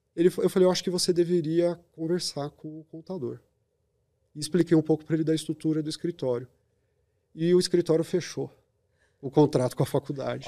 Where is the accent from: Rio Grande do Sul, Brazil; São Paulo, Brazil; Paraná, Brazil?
São Paulo, Brazil; São Bernardo do Campo; also born or lived in Curitiba; eu sou de São Bernardo do Campo, a maior pista de skate da América Latina está ali